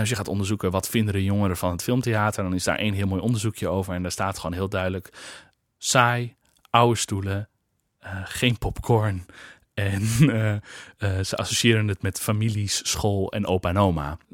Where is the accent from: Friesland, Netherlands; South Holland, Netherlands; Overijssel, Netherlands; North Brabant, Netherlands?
Friesland, Netherlands; Kollum; moved away; Ik kom uit Friesland, uit Kolm